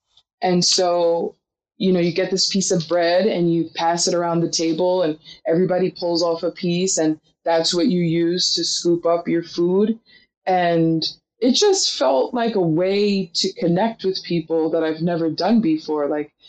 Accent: Queens, New York, United States; And so when I was young, my dad used to take me and my little sister. We grew up in Queens

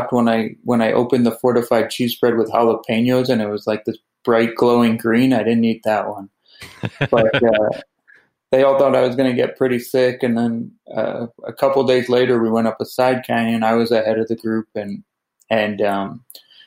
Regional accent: New York, United States; I grew up in New York

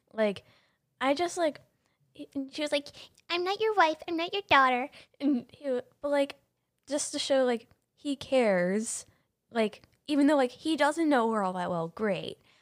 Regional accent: Ohio, United States; I'm literally from Ohio.

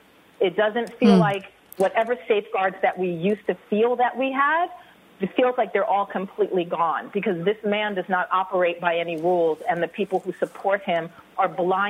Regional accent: New York City, New York, United States; I'm actually from New York City originally.

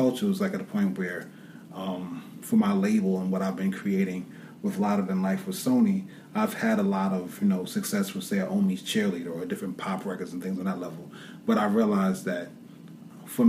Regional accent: New York, United States; growing up as a New Yorker.

